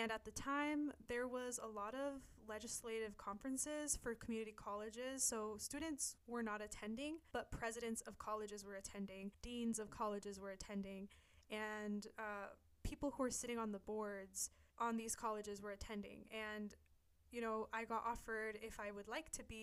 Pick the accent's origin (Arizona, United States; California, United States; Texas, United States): California, United States; the Bay Area; I'm from the Bay Area